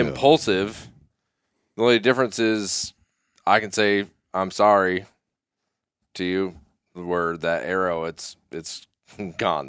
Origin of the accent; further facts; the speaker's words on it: Sun Valley, Idaho, United States; moved away; also born or lived in Colorado; I grew up ski racing in Sun Valley, Idaho